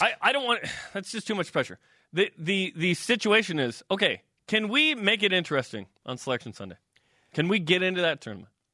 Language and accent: English; outside Boise, Idaho, United States; I was born outside Boise